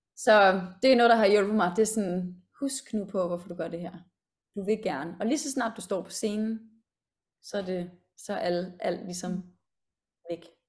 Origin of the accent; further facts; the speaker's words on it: Denmark; moved away as an adult; now in London, United Kingdom; Jeg er jo også mm. øh, født og opvokset i Danmark.